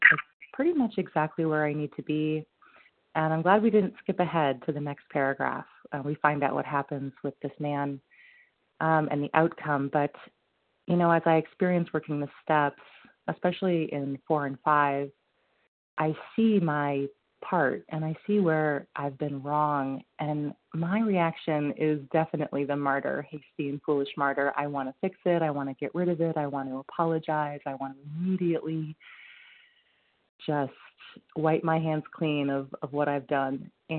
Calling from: Vermont, United States; I'm calling from Vermont.

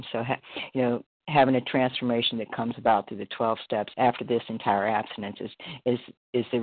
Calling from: Florida, United States; Thanks so much, Kelly, for your service, …, recovered compulsive eater, anorexic in Florida.

